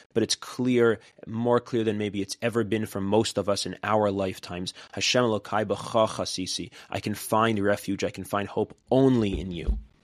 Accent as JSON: {"language": "English", "country": "United States", "said": "as American Jews, many of us are experiencing having lived in an America"}